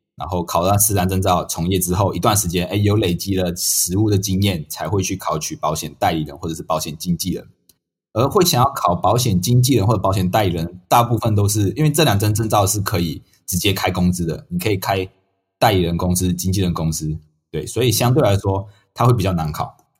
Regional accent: Malaysia; moved away as an adult; now in Taiwan; 我是马来西亚人，那我从马来西亚来到台湾念书

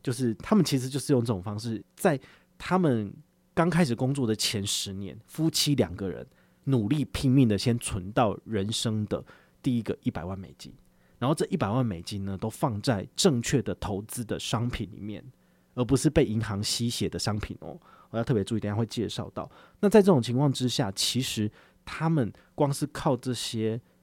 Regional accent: Taiwan; 我们台湾这边

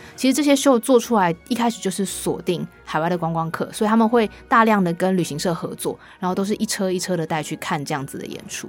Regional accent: Taiwan; 我小时候在台湾看外国来台湾巡回的音乐剧

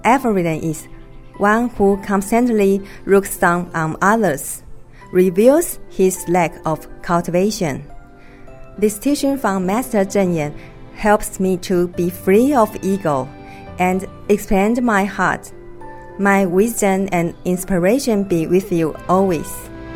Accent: Hualien County, Taiwan; I'm from Hualien, Taiwan.

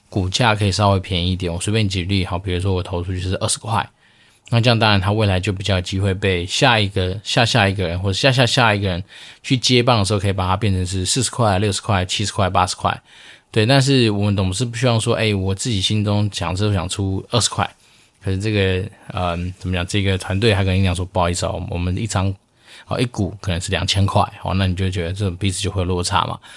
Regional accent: Taoyuan, Taiwan; now in Xizhi, Taiwan; 因为我老家在桃园，那我们就会从桃园出发往汐止方向走

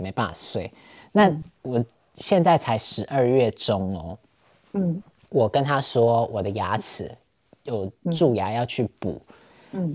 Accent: Taiwan; moved away as an adult; now in Berlin, Germany; 我这种就是从台湾来的人

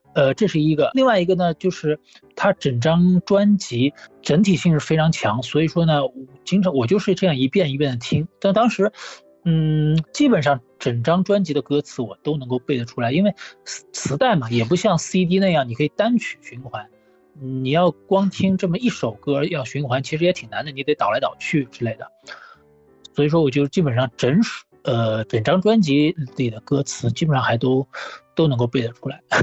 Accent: Shanghai, China; 上海，我是在上海长大的

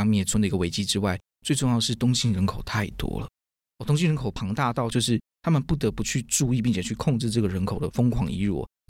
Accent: Kaohsiung, Taiwan; 我也是高雄人嘛

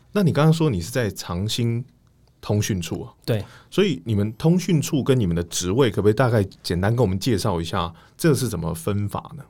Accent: Taiwan; 我们台湾人扭曲了因为台湾人喜欢赌但不想输所以我们把它当成高利率的储蓄

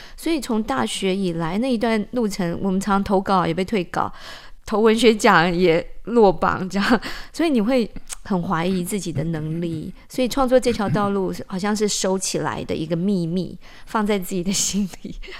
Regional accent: Taipei, Taiwan; also born or lived in Kaohsiung; 我七岁的时候，我们家就搬离高雄，嗯。因为我妈妈那时候调到台北，就北投

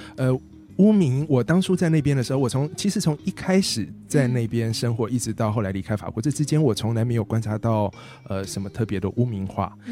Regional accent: Taiwan; moved away as an adult; also born or lived in Taipei / Tainan / France; 我小时候在台北跟在台南各生长了，呃，嗯，就干待了，各待了蛮长的一段时间

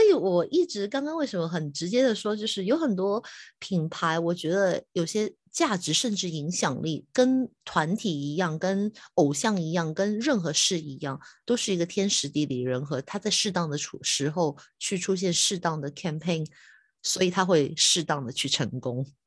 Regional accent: Hong Kong; 我是香港的

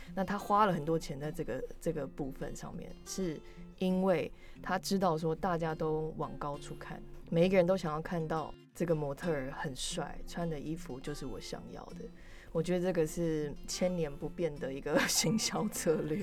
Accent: Canada; moved away as an adult; now in Taiwan; 我从小就在加拿大长大

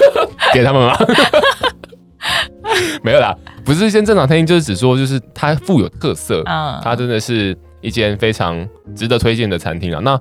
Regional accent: Taiwan; 那它当然也有日式，是我们台湾人最喜欢的日式餐厅

